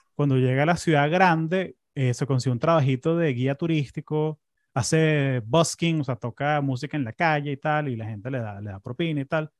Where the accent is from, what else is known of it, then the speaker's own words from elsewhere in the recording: Caracas, Capital District, Venezuela; now in United States; yo me acuerdo cuando era chamo en Caracas